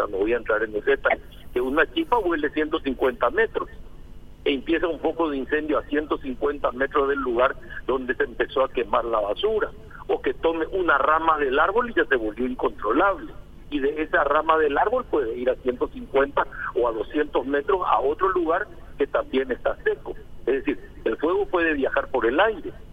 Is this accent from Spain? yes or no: no; Paraguay; O sea, somos todos paraguayos y nada de los paraguayos nos es ajeno.